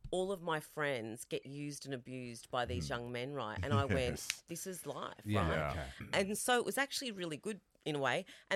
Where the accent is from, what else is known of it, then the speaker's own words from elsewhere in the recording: Australia; which was really significant for me being an Australian Italian, is you never ever feel like here I didn't fit because I don't look quintessentially Australian.